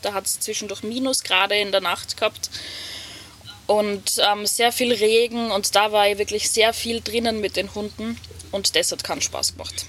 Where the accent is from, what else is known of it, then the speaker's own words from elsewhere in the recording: Hitzendorf, Styria, Austria; sitze gerade in meinem Van in Hitzendorf, meiner Heimatgemeinde